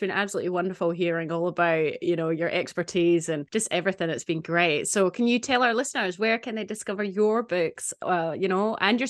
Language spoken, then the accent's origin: English; Scotland, United Kingdom; born or raised there; moved away